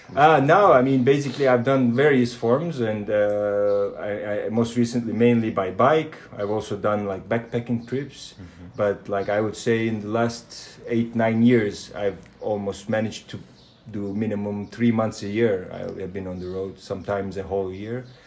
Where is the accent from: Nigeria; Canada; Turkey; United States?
Turkey; moved away; also born or lived in Germany; I live in Turkey as well. this is my home country. this is where my family is from